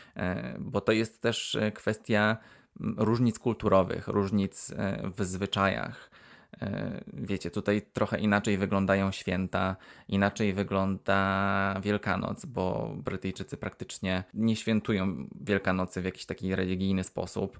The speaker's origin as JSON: {"language": "Polish", "country": "Poland", "moved": "as an adult", "lives_now": "Wales, United Kingdom", "said": "jestem z Polski"}